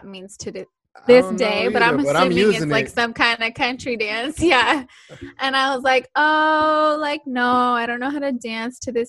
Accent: San Diego, California, United States; I'm from San Diego.

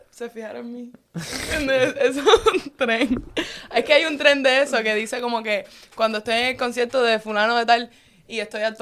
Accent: Cuba; yo como que también soy influencer cubana

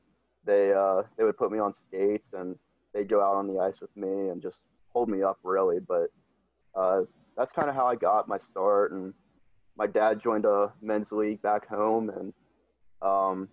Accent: Burlington, Kentucky, United States; moved away; also born or lived in Memphis area, Tennessee; my family's originally from Burlington, Kentucky

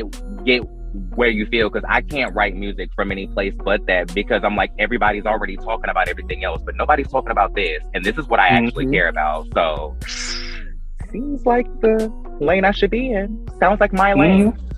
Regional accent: Fayetteville, North Carolina, United States; moved away; Because I'm from Fayetteville.

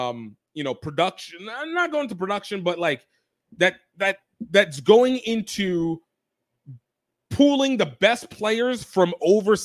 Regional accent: New Orleans, Louisiana, United States; it's my hometown area, home state area.

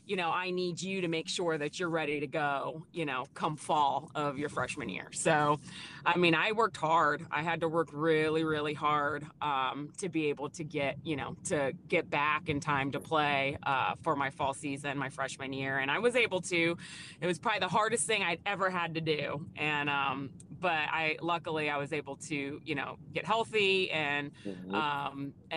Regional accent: Phoenix, Arizona, United States; Sure. Yeah, I'm originally from Phoenix, Arizona, and so that's where I was born and raised

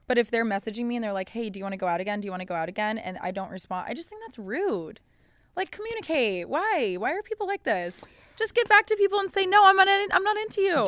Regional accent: Colorado, United States; I'm from Colorado

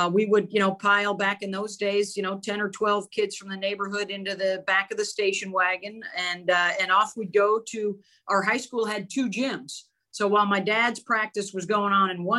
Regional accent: Syracuse, New York, United States; growing up in Syracuse, New York

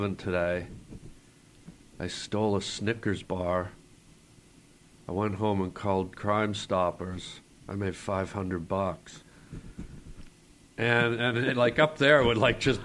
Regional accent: Canada; moved away as an adult; now in United States; we grew up, under the British Commonwealth, mm-hmm. so we had a lot of the British influence in all us young Canadian kids

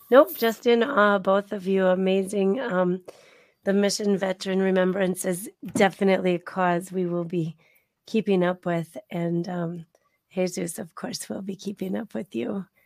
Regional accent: Adrian, Michigan, United States; because I grew up in Adrian and lots of people say like I went to college and all I got was yo Adrian. I'm like

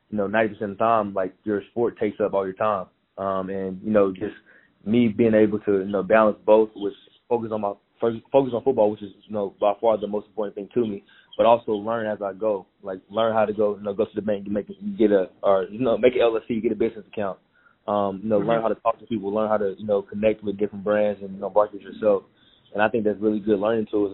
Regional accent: Houston, Texas, United States; moved away as an adult; now in Miami, United States; I'm from Houston, Texas

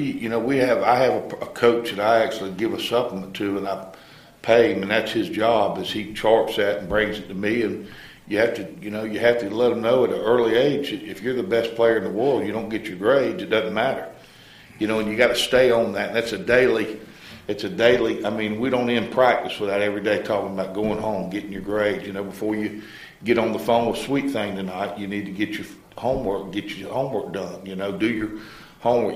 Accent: Melrose, Florida, United States; also born or lived in Gainesville, Florida; raised in a little town um, east of here, Melrose, out kind of between Melrose and Hawthorne

